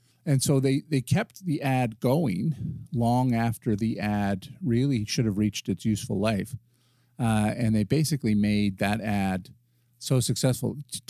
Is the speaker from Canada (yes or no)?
yes; Canada